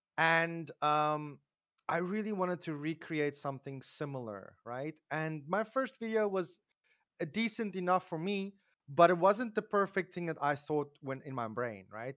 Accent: South Africa; I, uh, live, or I come from South Africa. I live in South Africa still

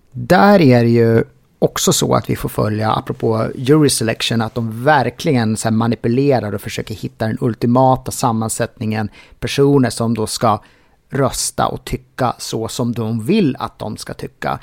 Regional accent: Sweden; mig som svensk

